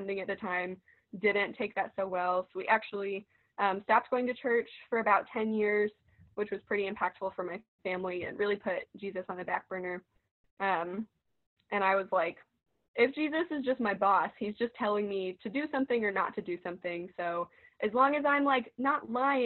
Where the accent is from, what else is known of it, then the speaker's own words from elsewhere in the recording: Parkersburg, West Virginia, United States; moved away as an adult; now in Athens, United States; I'm from Parkersburg, West Virginia